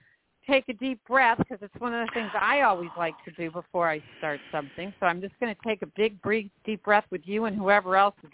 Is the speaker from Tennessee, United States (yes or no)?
no; Park Forest, Illinois, United States; I'm a Midwest Chicago girl, born and raised in Park Forest, Illinois, 60466, same house